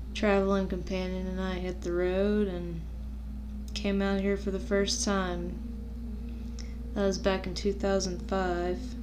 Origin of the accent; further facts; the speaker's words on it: New Orleans, Louisiana, United States; moved away as an adult; now in Grand Canyon, United States; I'm originally from the New Orleans area